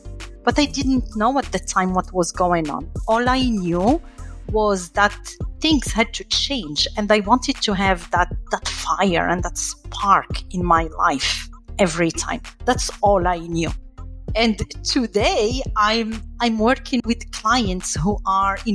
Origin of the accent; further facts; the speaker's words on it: Morocco; moved away as an adult; also born or lived in France; now in United States; I grew up in Morocco, I studied in France, and then here in the US